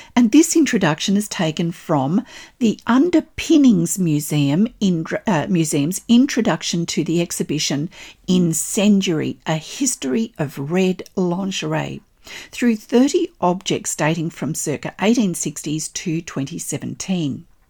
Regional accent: Australia; I'm an Australian textile artist

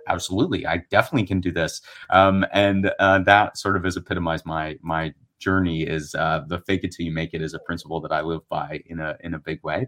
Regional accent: Erie, Pennsylvania, United States; I was a theater kid growing up in Erie, Pennsylvania.

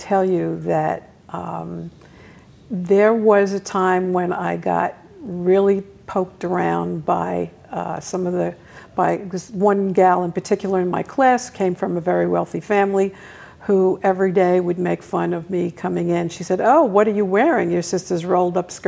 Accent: New York City, New York, United States; I grew up in Brooklyn, New York, in a very decent neighborhood

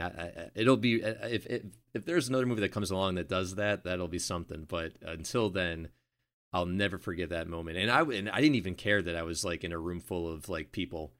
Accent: Buffalo, New York, United States; growing up in Buffalo

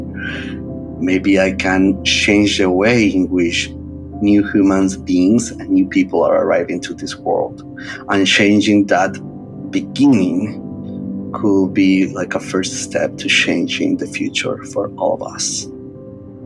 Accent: Bogota, Bogotá Capital District, Colombia; moved away; I became the first male nurse in several hospitals across my hometown, Bogota, Colombia

